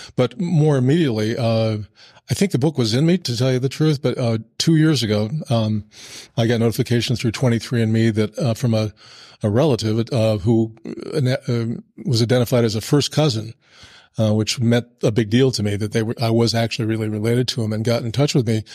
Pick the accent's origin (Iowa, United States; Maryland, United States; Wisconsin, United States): Iowa, United States; Burlington; we moved back uh, uh, to my hometown in Burlington